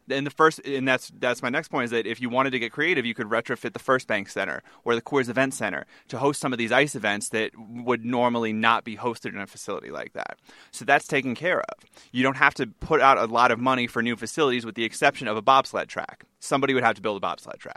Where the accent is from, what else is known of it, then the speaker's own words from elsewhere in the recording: New England, United States; now in Colorado, United States; I'm from New England